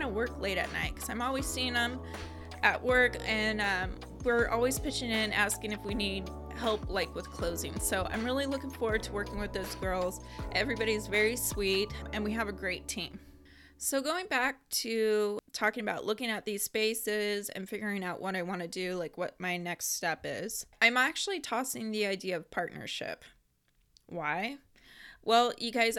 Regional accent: Portland, Oregon, United States; you're almost a native, which I am too

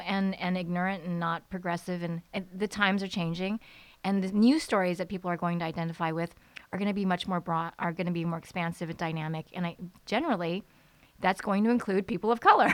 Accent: United States; growing up in America as a kid

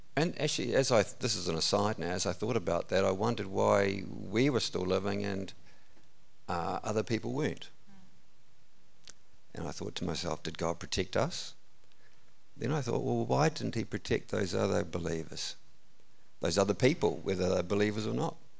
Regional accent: Gore, Southland, New Zealand; now in Warkworth, New Zealand; I was born in Southland, Gore. is where I grew up.

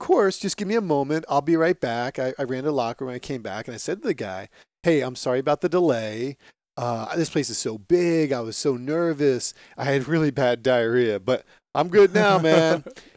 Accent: Phillipsburg, New Jersey, United States; As a little kid growing up in the sports-intense town of Phillipsburg, New Jersey

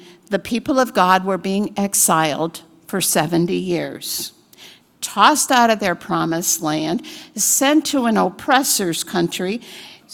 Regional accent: United States

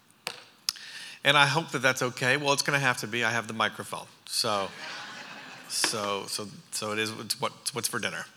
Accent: Harriston, Ontario, Canada; moved away as an adult; also born or lived in New York / California; now in Franklin, United States; I'm Canadian. I'm from Ontario. My parents pastor a church about this size in an agricultural community called Harrison. There's about 1,800 people in our town

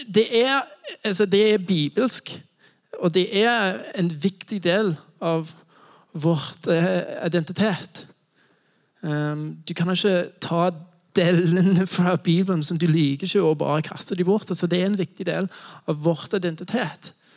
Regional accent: United States; Norwegian is a second language; moved away as an adult; now in Norway; Jeg kommer fra USA

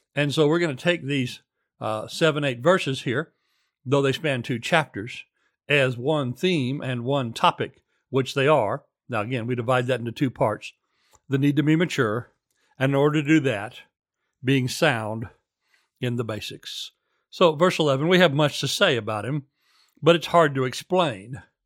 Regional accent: United States; moved away; also born or lived in former Soviet Union; as an American

